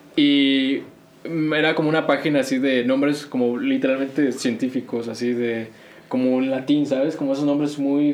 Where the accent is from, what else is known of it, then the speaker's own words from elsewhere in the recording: Querétaro, Mexico; Spanish is a second language; also born or lived in North Carolina, United States; now in Texas, United States; aquí ya llego en la primaria, como a tercero, tercero de primaria, y de ahí, pues te digo, la secundaria, pues ya hablaba el español bien